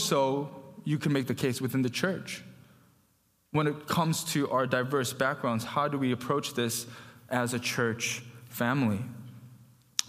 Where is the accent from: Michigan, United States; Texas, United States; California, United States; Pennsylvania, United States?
Michigan, United States; Farmington Hills; I grew up in Farmington Hills, you know, went to North Farmington